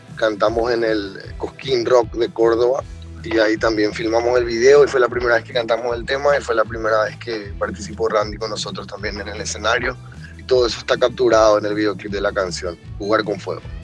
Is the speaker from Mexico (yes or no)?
no; Paraguay; de los Cachiporros de Paraguay